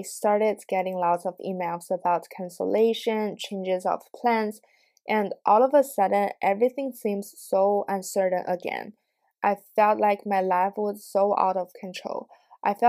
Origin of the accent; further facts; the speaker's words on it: China; now in United States; Growing up in China, both of my parents and I are Asian